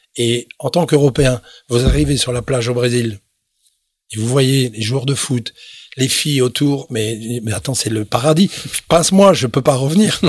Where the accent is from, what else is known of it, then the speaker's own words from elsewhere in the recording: Belgium; moved away as an adult; also born or lived in Toronto, Canada / Montreal, Canada / Quebec City, Canada; je suis rentré chez moi en Belgique